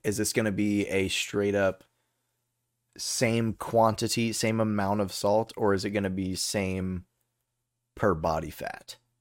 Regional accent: Texas, United States; I know a lot of Texas history, 'cause we're from

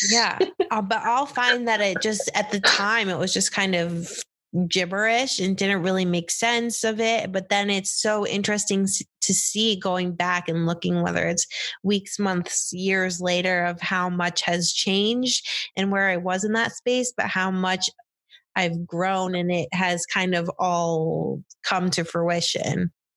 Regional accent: upstate New York, United States; I grew up in the tri, well, yeah, tri-ish state area, upstate New York

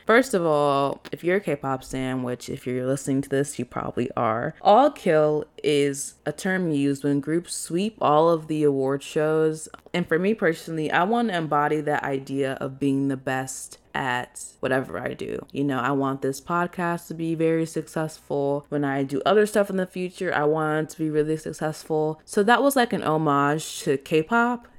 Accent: Chicago, Illinois, United States; moved away as an adult; also born or lived in Arizona; I'm from from Chicago

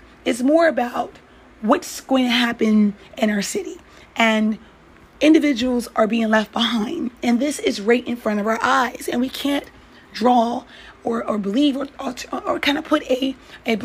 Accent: New York, United States; also born or lived in Boston; I'm a New Yorker.

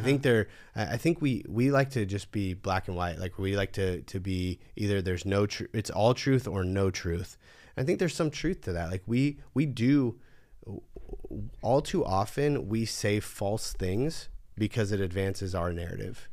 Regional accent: California, United States; growing up in California

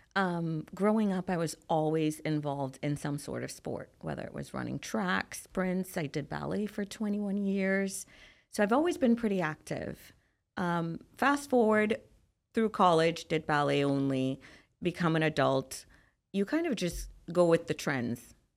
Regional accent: Trinidad & Tobago; So, I'm from Trinidad and Tobago

